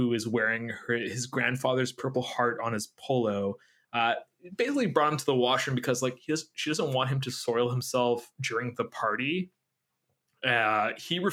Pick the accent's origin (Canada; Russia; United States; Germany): Canada; Quebec; I was born in Quebec.